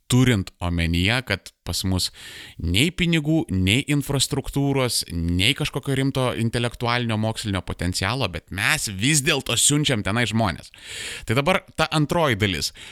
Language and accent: Lithuanian; Lithuania